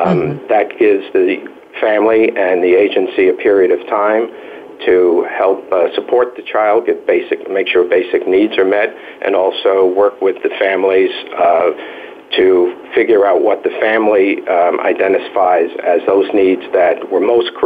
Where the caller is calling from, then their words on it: South Bronx, New York, United States; For me, my experience is working with, and I'm calling from the South Bronx, where I've worked for about 30 years.